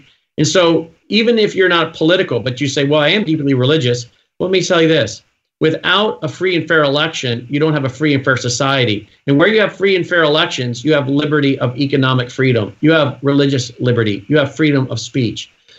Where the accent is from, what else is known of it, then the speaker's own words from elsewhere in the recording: United States; We are the American people. We can do this. After all, we are Americans.